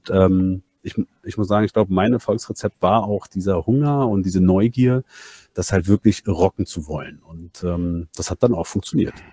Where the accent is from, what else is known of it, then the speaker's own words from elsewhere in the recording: Berlin, Germany; born there; also bin, bin gebürtiger Berliner und eigentlich Banker.